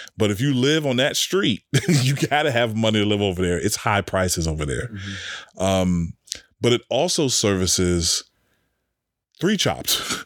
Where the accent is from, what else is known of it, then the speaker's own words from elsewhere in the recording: Washington, District of Columbia, United States; now in Richmond, United States; DC, my hometown